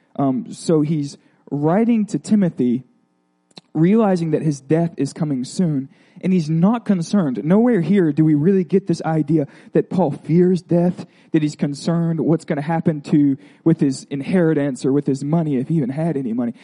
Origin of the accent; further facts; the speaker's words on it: Florida, United States; I'm from Florida